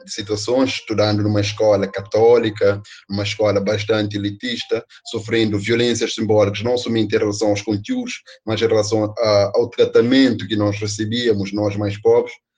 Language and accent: Portuguese; Praia, Santiago, Cape Verde; particularmente da comunidade onde eu nasci, ah, que é Pensamento, que fica na cidade da Praia, um bairro periférico da capital do país, capital de Cabo Verde